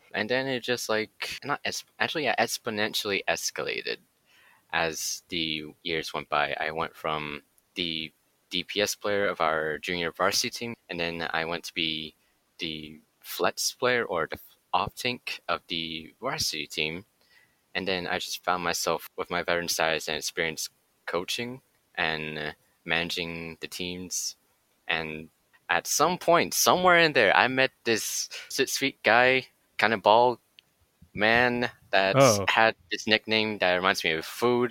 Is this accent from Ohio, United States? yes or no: no; Nashville, Tennessee, United States; moved away as an adult; also born or lived in Bay Area, California; I was born and raised in Nashville, Tennessee. Came to the Bay Area for college